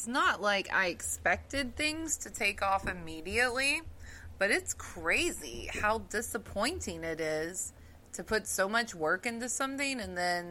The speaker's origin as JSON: {"language": "English", "region": "the South", "country": "United States", "accent": "southern", "said": "my southern accent really comes out"}